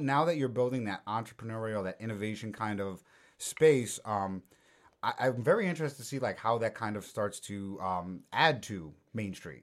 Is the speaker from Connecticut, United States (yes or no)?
yes; Durham, Connecticut, United States; I grew up in Durham